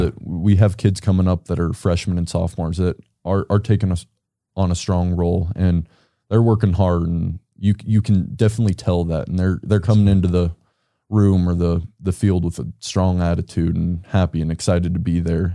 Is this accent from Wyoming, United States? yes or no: yes; Casper, Wyoming, United States; I grew up in Casper. I've lived in Casper my whole life